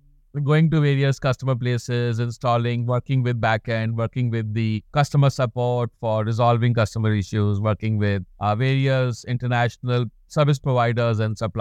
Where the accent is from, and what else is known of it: India; born or raised there